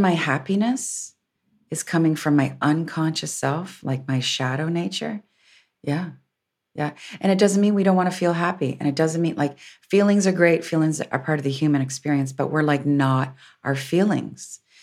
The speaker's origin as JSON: {"language": "English", "town": "Windsor", "region": "Ontario", "country": "Canada", "tie": "born or raised there", "said": "I'm a recovered Catholic growing up in Windsor."}